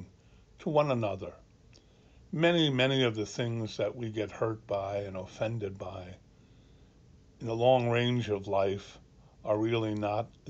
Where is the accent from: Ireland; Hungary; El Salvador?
Ireland; now in Annapolis, United States; Being an Irishman